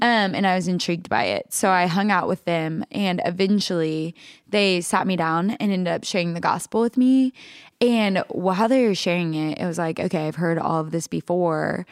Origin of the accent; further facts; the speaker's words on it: Alva, Oklahoma, United States; moved away; also born or lived in Texas; I grew up in a really small town called Alva, Oklahoma